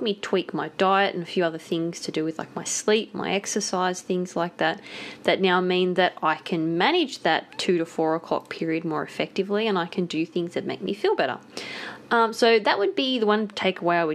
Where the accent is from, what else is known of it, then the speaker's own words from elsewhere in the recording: Blue Mountains, New South Wales, Australia; grew up in the Blue Mountains, so every summer it was bushfire season.